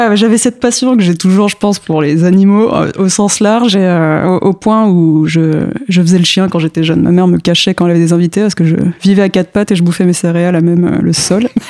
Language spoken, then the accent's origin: French; Paris suburbs, Île-de-France, France; born or raised there; also born or lived in Mitla, Mexico / Strasbourg, France